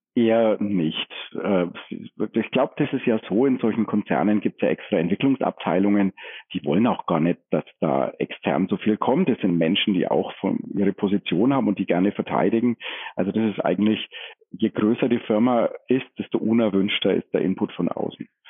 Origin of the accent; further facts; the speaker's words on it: Franconia, Bavaria, Germany; also born or lived in Forchheim; als Franke